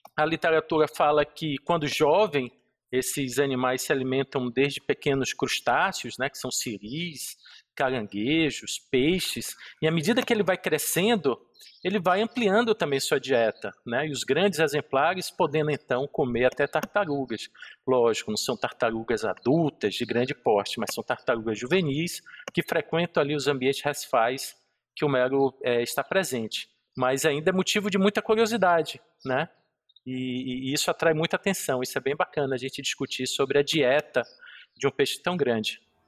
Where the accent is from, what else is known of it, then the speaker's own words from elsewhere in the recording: Bahia, Brazil; na Bahia, né, eu sou baiano